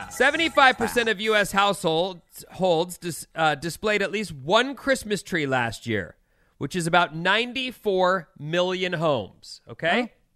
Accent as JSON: {"language": "English", "area": "Orange County", "region": "California", "country": "United States", "tie": "born or raised there", "said": "growing up in Orange County, I grew up with a lot of Asian kids"}